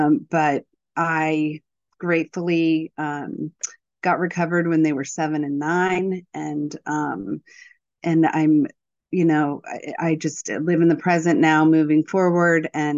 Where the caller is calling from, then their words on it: Virginia, United States; I'm calling in from Virginia.